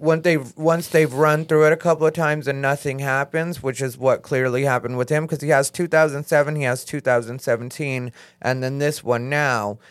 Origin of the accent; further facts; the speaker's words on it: Arizona, United States; I'm from Arizona